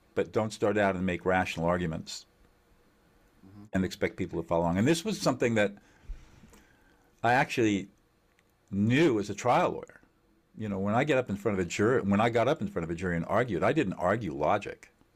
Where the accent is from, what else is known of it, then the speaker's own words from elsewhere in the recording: Southern California, United States; I was born in Southern California